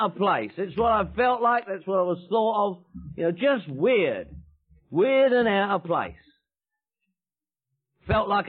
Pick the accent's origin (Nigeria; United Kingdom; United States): United Kingdom; London; moved away; I was born in London, England. I'm from Northwest London